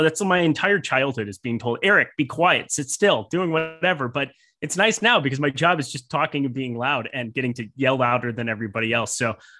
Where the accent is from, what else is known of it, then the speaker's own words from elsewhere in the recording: Minnesota, United States; And for me, I'm from the Midwest. Minnesota sports is kind of my life.